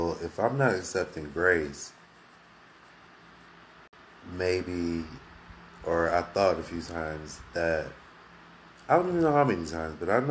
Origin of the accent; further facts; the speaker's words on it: Akron, Ohio, United States; I'm originally from Akron, Ohio